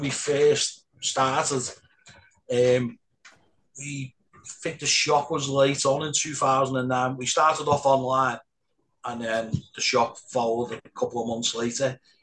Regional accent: Liverpool, North West England, United Kingdom; I, am born and bred in Anfield

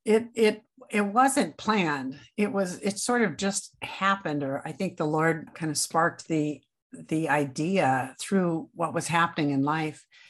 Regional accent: Grand Island, Nebraska, United States; now in Minnesota, United States; I was raised in Grand Island, Nebraska

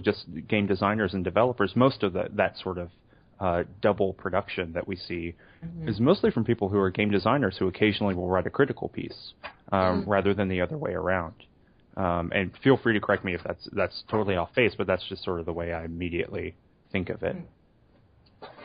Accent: the South, United States; I'm from the South

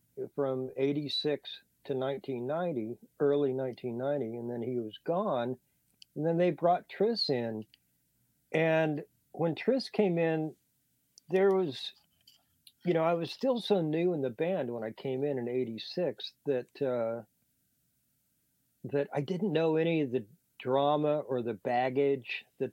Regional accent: Manhattan, Kansas, United States; moved away; I grew up in Kansas on farms

